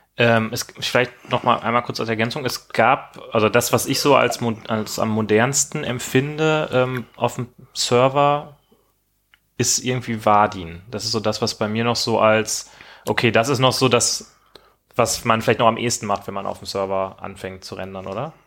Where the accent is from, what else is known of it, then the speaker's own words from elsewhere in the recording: Rhineland, Germany; ich komme aus dem Rheinland